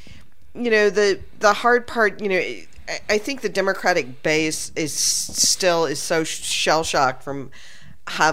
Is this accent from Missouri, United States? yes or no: no; Texas, United States; I'm from Texas